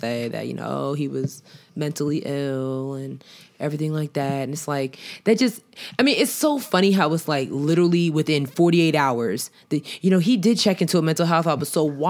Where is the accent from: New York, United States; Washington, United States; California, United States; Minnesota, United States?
New York, United States; as a Knicks fan, as a New Yorker, we don't rock with Boston teams.